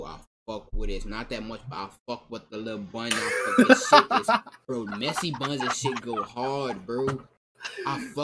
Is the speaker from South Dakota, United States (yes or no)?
no; New Orleans, Louisiana, United States; I'm from New Orleans